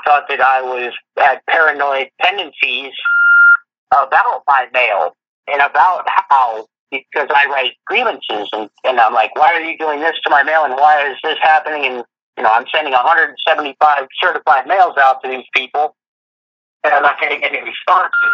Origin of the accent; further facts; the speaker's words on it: Florida, United States; now in Connecticut, United States; I'm from Florida